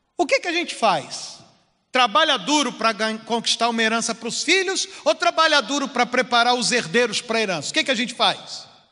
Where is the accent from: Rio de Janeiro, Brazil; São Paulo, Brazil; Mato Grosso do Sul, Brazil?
Rio de Janeiro, Brazil; Duque de Caxias; now in Pompeia, Brazil; Eu morava no morro, eu sou de Caxias